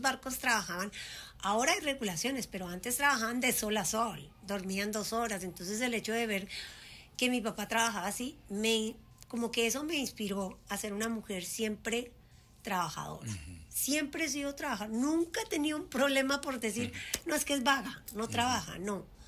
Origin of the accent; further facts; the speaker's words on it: Colombia; moved away as an adult; also born or lived in Puerto Rico; now in United States; yo crecí y me fui de Colombia muy joven, a los 19 años